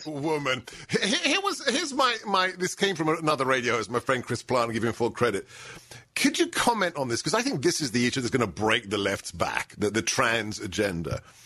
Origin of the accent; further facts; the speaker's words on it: London, United Kingdom; moved away; born in England, grew up in London